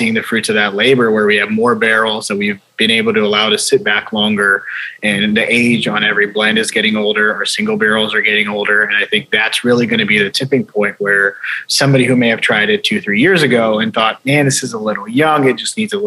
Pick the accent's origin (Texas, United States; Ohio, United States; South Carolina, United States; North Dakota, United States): Ohio, United States; also born or lived in Chicago; I moved to Ohio when I was a year and a half old. So I grew up in Ohio, lived here my whole life